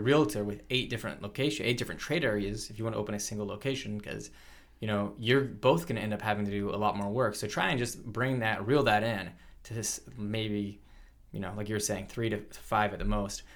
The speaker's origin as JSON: {"language": "English", "region": "South Carolina", "country": "United States", "tie": "born or raised there", "moved": "yes", "said": "some of the places that I grew up in around South Carolina"}